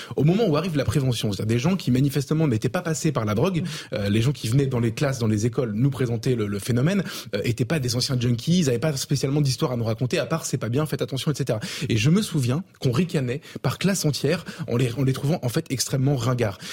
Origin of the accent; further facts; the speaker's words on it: Avignon, Provence-Alpes-Côte d'Azur, France; moved away; je viens d'Avignon. j'étais au lycée à quelques centaines de mètres de l'endroit où il est mort.